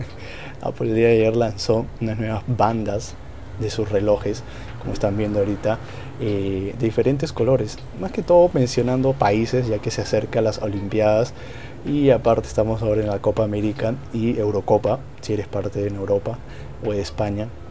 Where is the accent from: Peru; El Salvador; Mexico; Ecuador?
Peru; Yo soy de Perú